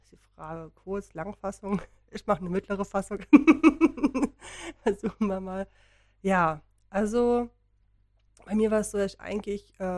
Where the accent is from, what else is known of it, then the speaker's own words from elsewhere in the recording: Berlin, Germany; wir bin halt Berlinerin.